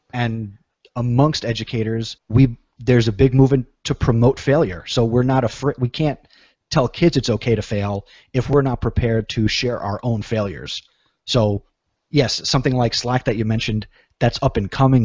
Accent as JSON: {"language": "English", "region": "New Jersey", "country": "United States", "said": "I'm from New Jersey"}